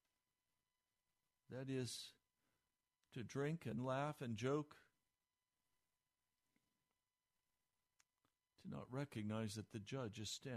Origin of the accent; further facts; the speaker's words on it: Denver, Colorado, United States; I was born in Denver, Colorado